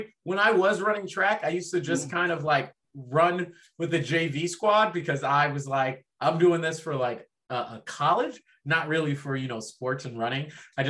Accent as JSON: {"language": "English", "town": "Dublin", "region": "Leinster", "country": "Ireland", "tie": "born there", "said": "my family immigrated from France over to Ireland, and I was born in Dublin."}